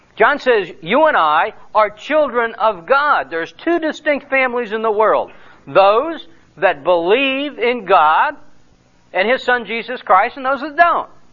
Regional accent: United States; I am an American and uh, living as a citizen in Romania.

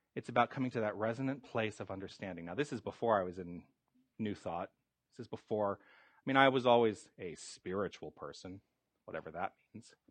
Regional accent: Tucson, Arizona, United States; moved away as an adult; I was born and raised in Tucson, and then I went away for many decades, and then I've come back.

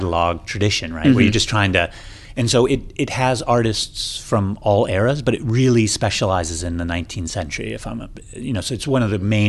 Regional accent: Akron, Ohio, United States; I'm literally from Akron, Ohio.

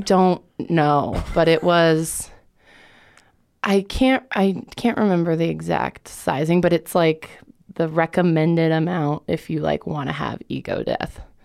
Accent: Lakewood, Colorado, United States; also born or lived in Boulder, Colorado; I was born in Boulder, but my parents got divorced when I was two or three, and so I grew up in Lakewood

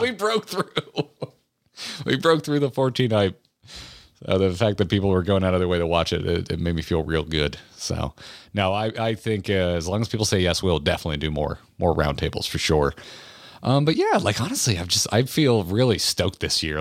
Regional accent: Florida, United States; I grew up in Florida.

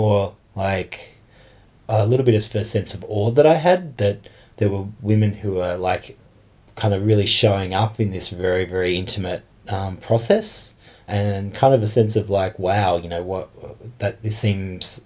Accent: Geelong, Victoria, Australia; moved away as an adult; now in Canberra, Australia; I'm originally from Geelong and I've been in Canberra for about 3 months.

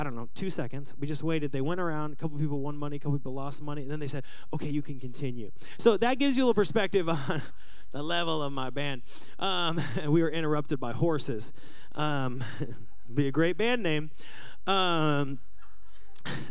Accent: Seattle, Washington, United States; Growing up in Seattle, I had a band

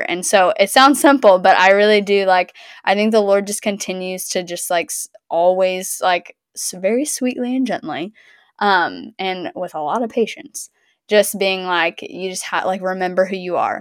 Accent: the South, United States; I'm from the South

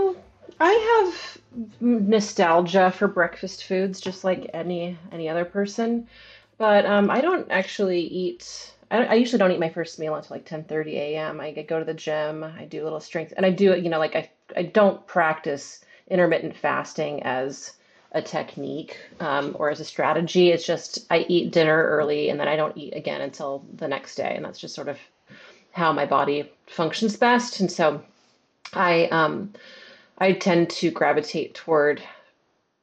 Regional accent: Portland, Oregon, United States; I grew up in Portland, Oregon

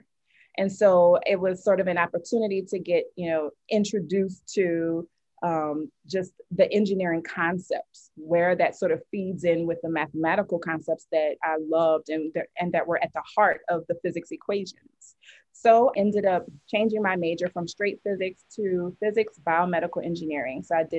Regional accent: New Orleans, Louisiana, United States; Yes, I am.

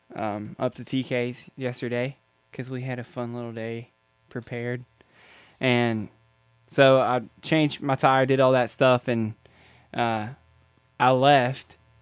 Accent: Salt Rock, West Virginia, United States; I'm a West Virginia native. I grew up in Salt Rock, West Virginia, small town

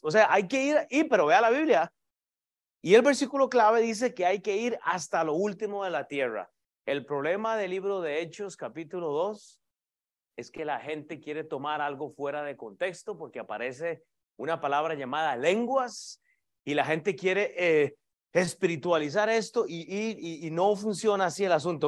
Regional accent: Costa Rica; yo soy de Costa Rica

